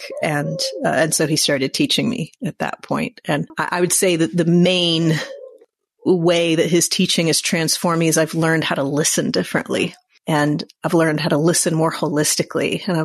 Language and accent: English; United States; I'm an American white woman.